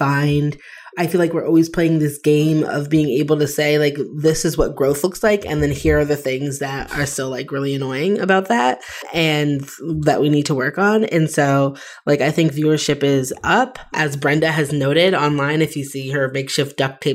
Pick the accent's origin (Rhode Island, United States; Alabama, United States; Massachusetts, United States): Massachusetts, United States; Amherst; I grew up in Amherst, Massachusetts